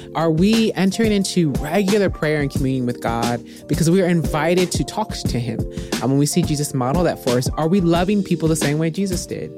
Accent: Midwest, United States; now in Texas, United States; I grew up in the Midwest

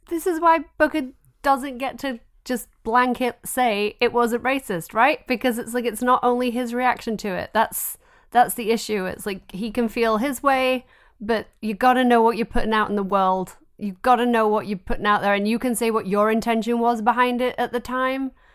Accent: England, United Kingdom; moved away; I grew up in England

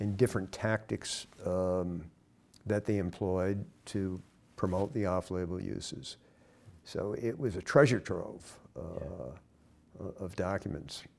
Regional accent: Westborough, Massachusetts, United States; I was raised here in Massachusetts, small town, Westborough, Massachusetts

